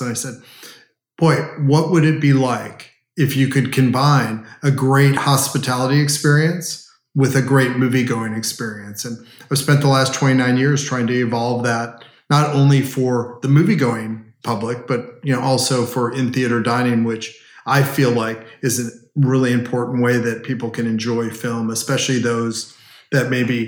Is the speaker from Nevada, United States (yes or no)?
no; Southern California, United States; moved away as an adult; also born or lived in Washington, D.C.; now in Dallas, United States; Southern California, where I grew up